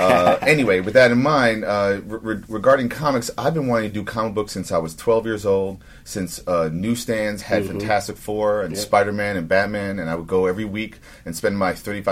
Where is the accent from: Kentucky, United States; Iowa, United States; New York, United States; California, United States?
New York, United States; New York City; I was born in New York Hospital, and I grew up in the Upper West Side, right?